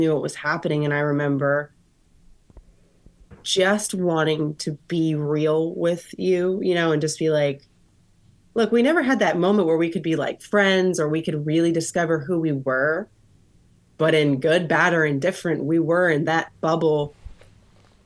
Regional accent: Florida, United States; I grew up in Florida.

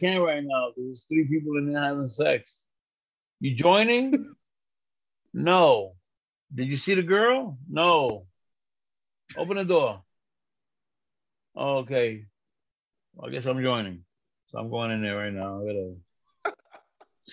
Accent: New York, United States; moved away as an adult; also born or lived in Puerto Rico; now in New Jersey, United States; I'm from New York

